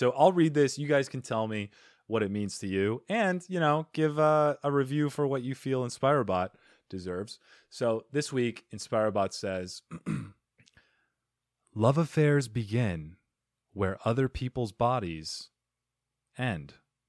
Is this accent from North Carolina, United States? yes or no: no; Arizona, United States; I'm from Arizona, where we don't have any good food whatsoever.